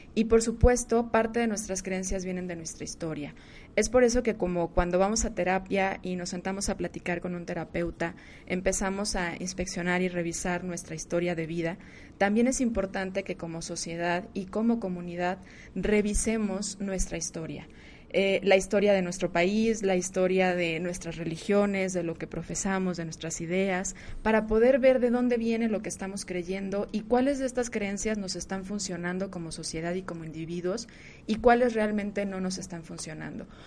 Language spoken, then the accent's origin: Spanish; Mexico; nuestra historia como mexicanos